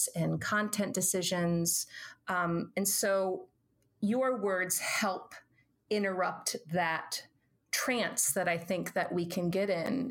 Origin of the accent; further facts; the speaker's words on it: Southern Illinois, United States; I was a kid from Southern Illinois